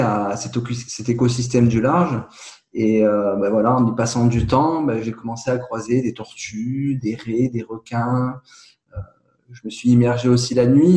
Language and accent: French; Nice, Provence-Alpes-Côte d'Azur, France; je suis originaire de Nice et du coup, j'ai été un petit peu bercé entre la Méditerranée, le parc du Mercantour